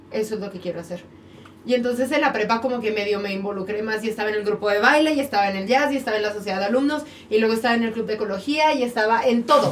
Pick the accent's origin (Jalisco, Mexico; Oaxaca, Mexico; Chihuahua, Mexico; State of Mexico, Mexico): Chihuahua, Mexico; Cuauhtémoc; now in Mexico City, Mexico; yo también soy de Cuauhtémoc, Chihuahua